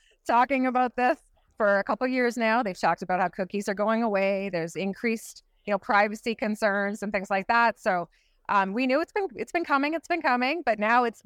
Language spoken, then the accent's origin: English; Canada; I'm also from Canada